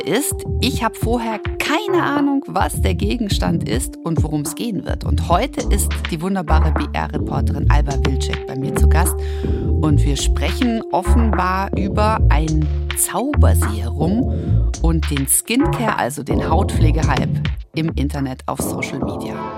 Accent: Baden-Württemberg, Germany; ich nenne es als Schwäbin

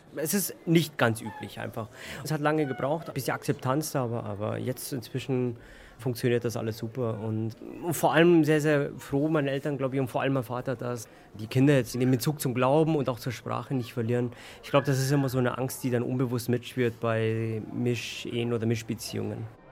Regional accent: Munich, Bavaria, Germany; ich bin in München geboren, in München aufgewachsen

